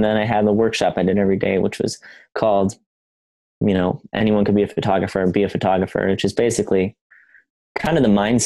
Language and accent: English; Wisconsin, United States; also born or lived in Northern California; now in San Diego, United States; I live in San Diego. I grew up in Wisconsin, and I'm born in NorCal originally.